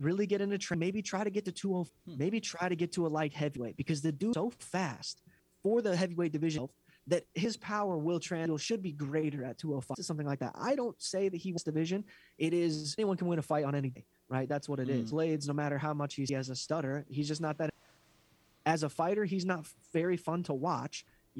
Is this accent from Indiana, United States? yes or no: no; Philadelphia, Pennsylvania, United States; I'm from Philadelphia. I was a cop.